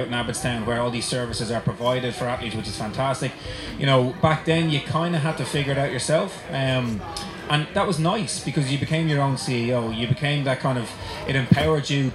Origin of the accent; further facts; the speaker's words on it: Dublin, Leinster, Ireland; also born or lived in Loughborough, England / Australia; I'm born and bred in Dublin